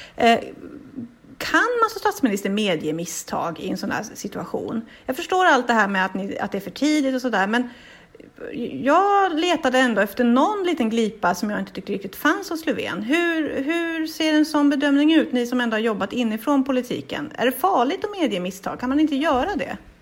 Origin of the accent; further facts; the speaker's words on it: Boden, Norrbotten County, Sweden; jag kommer från Boden